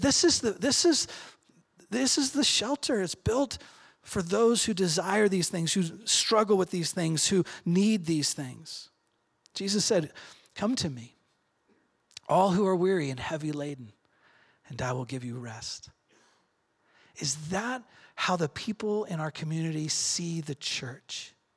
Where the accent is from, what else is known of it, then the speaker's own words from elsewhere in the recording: Redmond, Oregon, United States; I grew up in Redmond